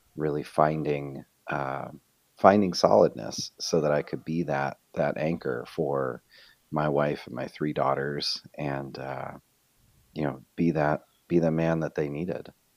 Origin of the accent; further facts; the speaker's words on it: Rochester, New York, United States; moved away as an adult; also born or lived in Fort Mill, South Carolina; now in Rochester, United States; we're both originally from Rochester, New York